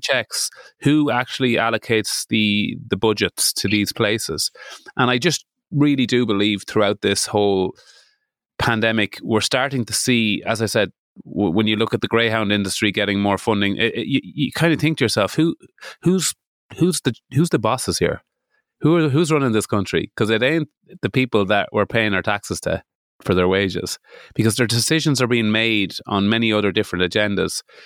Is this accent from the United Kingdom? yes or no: yes; Midlands, United Kingdom; I am from the Midlands